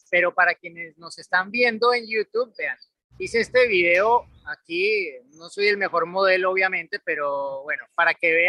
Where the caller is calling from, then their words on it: Mexico City, Mexico; Saludos amigos de Fórmula Latina … de Ciudad de México y me gustaría preguntarles